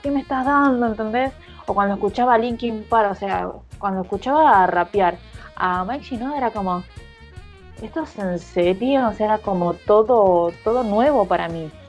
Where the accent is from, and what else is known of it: Zona Norte, Buenos Aires Province, Argentina